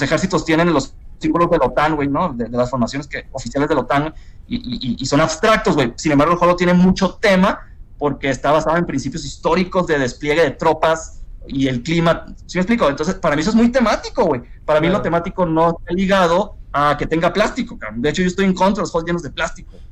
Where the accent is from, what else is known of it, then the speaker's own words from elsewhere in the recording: Culiacán, Sinaloa, Mexico; yo soy de Culiacán